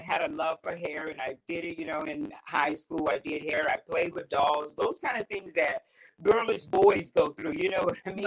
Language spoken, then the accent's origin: English; Orangeburg, South Carolina, United States; I'm from Orangeburg.